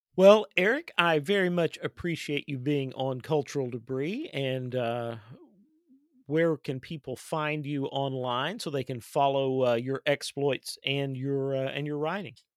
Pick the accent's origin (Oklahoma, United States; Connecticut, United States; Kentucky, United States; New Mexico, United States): Kentucky, United States; my home state of Kentucky